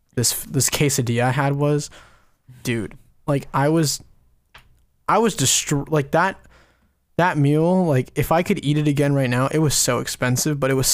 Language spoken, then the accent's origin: English; West Coast, United States; I had the best Mexican food of the East Coast. I'm from the West Coast.